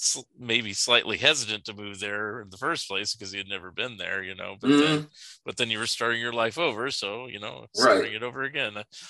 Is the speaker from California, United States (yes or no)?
yes; California, United States; moved away as an adult; also born or lived in Eugene, Oregon; now in Springfield, United States; I'm from California